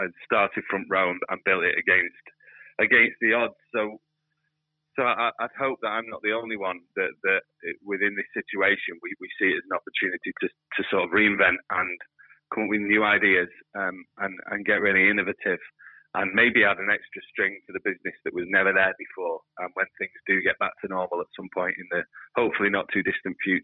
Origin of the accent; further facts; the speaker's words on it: United Kingdom; as a British public